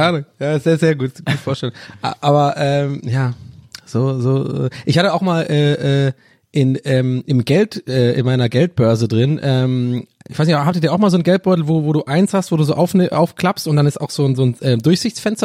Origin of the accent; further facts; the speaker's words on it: Tübingen, Baden-Württemberg, Germany; bei uns in Tübinger um, äh, Umgebung